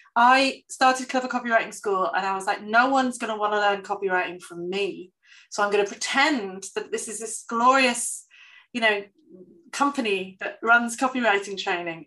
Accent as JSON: {"language": "English", "region": "the north of England", "country": "United Kingdom", "said": "I'm very British and I'm very Northern English"}